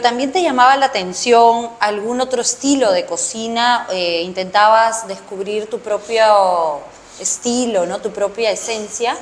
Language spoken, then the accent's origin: Spanish; Lima, Peru; yo nací en Barranco, ah. o sea, soy barranquina de, corazón, nací ahí al costado de los bomberos